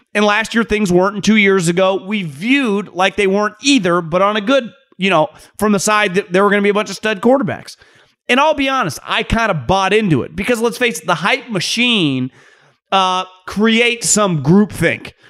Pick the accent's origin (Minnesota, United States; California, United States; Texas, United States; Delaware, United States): California, United States; Davis; born or raised there; moved away; also born or lived in Philadelphia